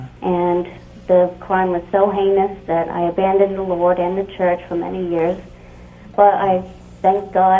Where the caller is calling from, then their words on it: Rhode Island, United States; I'm calling from Rhode Island.